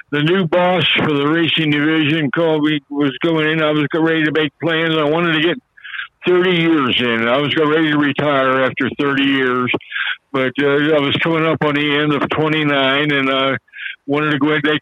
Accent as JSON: {"language": "English", "town": "Cincinnati", "region": "Ohio", "country": "United States", "tie": "born or raised there", "said": "I had a daily radio show on WKRC Taft Broadcasting in my hometown of Cincinnati, Ohio."}